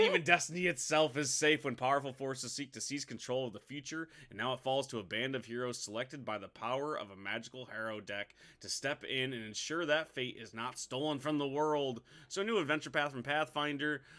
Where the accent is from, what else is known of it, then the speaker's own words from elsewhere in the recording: Midwest, United States; we're from the Midwest